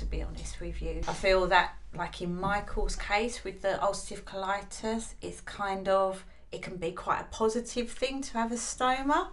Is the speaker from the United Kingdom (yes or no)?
yes; United Kingdom; We're British